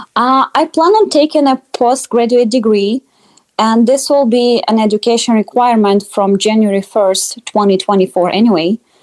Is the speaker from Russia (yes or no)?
yes; Russia; moved away as an adult; now in Iowa, United States; I grew up in Russia and moved to Iowa a few years ago